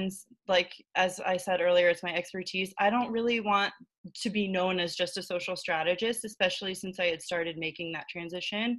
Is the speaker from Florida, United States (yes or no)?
yes; Florida, United States; moved away as an adult; now in New York City, United States; I am originally from Florida, but I moved to New York City about 4.5 years ago